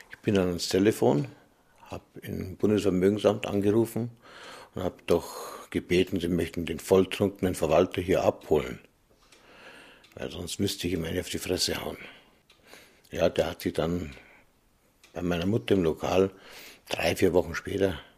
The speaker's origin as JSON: {"language": "German", "town": "Ludwigsfeld", "region": "Bavaria", "country": "Germany", "tie": "born there", "said": "Ich bin in Ludwigsfeld geboren"}